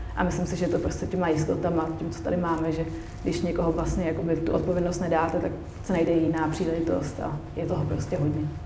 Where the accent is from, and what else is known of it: Czechia